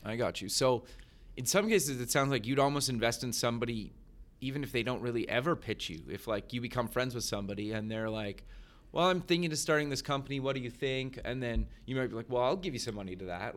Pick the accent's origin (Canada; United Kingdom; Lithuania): Canada; I grew up in Canada